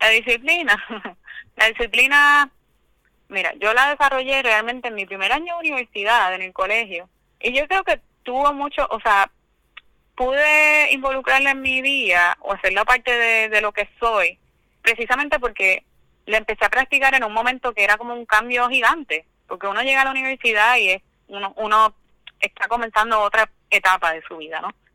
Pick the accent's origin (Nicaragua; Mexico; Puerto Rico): Puerto Rico; Cabo Rojo; moved away; yo soy de Cabo Rojo, del campo en Cabo Rojo